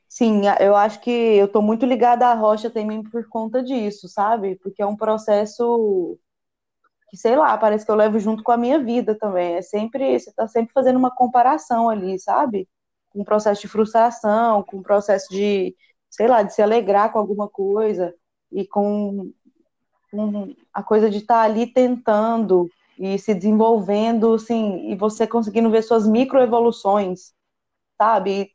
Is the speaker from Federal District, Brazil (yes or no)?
no; Goiânia, Goiás, Brazil; Eu sou de Goiânia